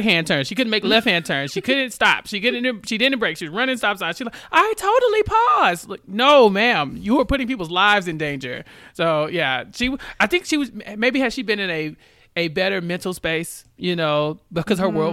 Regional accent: Houston, Texas, United States; I grew up driving in Houston

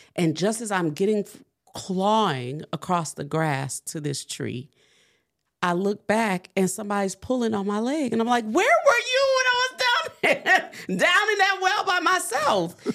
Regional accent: New Orleans, Louisiana, United States; I'm from New Orleans

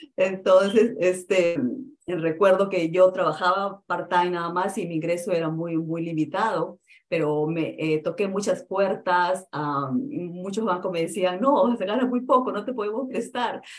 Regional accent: Peru; now in United States; yo soy de Perú

